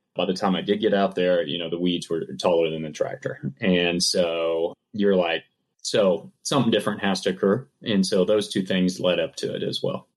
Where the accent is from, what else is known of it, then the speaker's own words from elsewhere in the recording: Kansas, United States; moved away; I grew up farming. I grew up here in Kansas